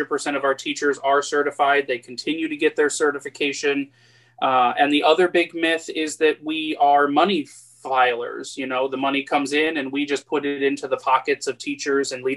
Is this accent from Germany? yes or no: no; Fort Lauderdale, Florida, United States; I'm a local boy. I grew up in Fort Lauderdale, transitioned over to go to school at Florida Gulf Coast University